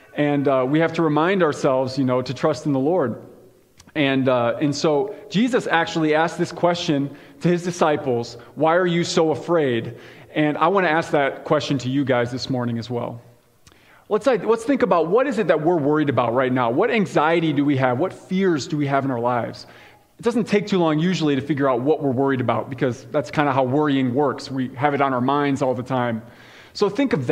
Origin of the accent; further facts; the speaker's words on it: Chicago, Illinois, United States; now in Iowa, United States; I grew up in Chicago